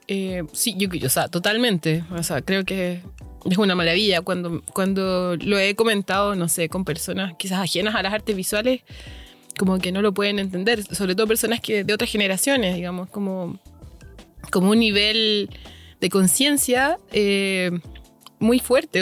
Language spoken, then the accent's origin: Spanish; Valparaíso, Chile; also born or lived in Santiago; Vivo en Valparaíso, nací en Valparaíso, pero viví en Santiago mucho tiempo